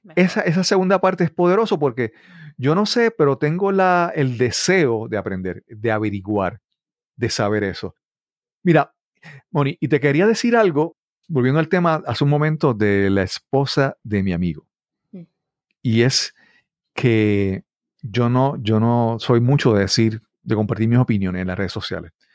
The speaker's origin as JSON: {"language": "Spanish", "country": "Puerto Rico"}